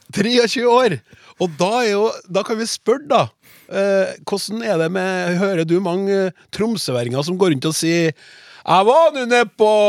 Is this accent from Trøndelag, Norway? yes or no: yes; Trøndelag, Norway; Jeg er trønder, riktignok ikke fintrønder fra Trondheim i byen, men læll.